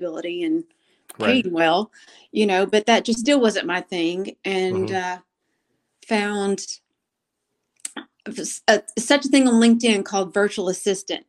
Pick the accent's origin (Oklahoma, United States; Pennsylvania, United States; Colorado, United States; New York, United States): Oklahoma, United States; Golden; accent: country twang; now in Oklahoma City, United States; I'm from the very small community called Golden.